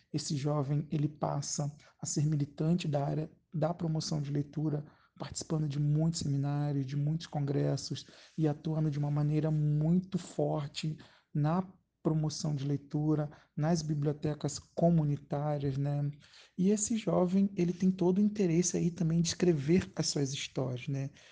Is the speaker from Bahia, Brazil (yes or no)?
no; Rio de Janeiro, Brazil; Eu sou da Zona Norte do Rio de Janeiro, do Complexo do Alemão